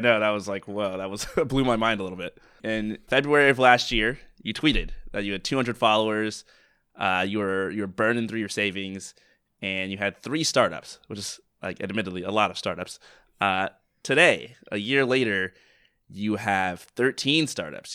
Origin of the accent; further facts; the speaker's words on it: United States; I'm American